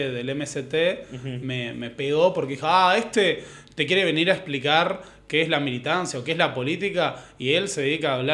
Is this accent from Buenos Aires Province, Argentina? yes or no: yes; Morón, Buenos Aires Province, Argentina; moved away as an adult; now in Buenos Aires, Argentina; ni siquiera en el centro de Morón, sino en la parte de Morón que linda con la Matanza. Ok. Cerca del Carrefour de San Justo, esa zona.